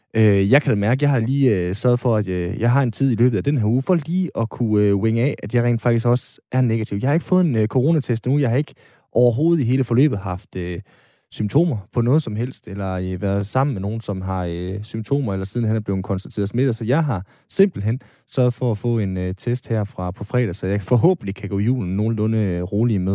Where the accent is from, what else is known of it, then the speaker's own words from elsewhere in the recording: North Jutland, North Denmark Region, Denmark; jeg er nordjyde